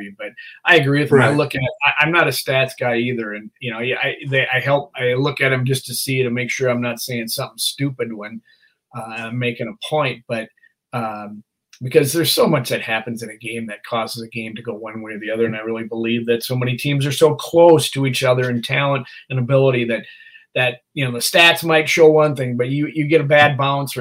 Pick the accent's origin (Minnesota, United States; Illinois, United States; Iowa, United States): Minnesota, United States; I'm from Minnesota